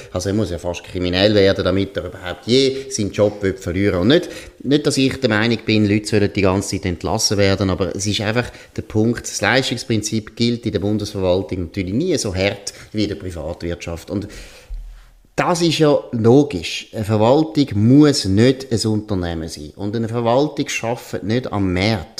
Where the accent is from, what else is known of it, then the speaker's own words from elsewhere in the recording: Switzerland; bei uns in der Schweiz